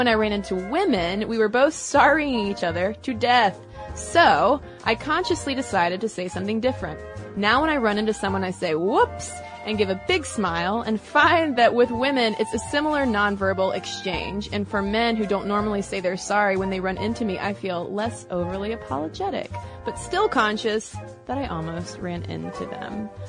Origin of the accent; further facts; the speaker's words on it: Boston, Massachusetts, United States; because I'm a Bostonian and stereotypically am always on the go.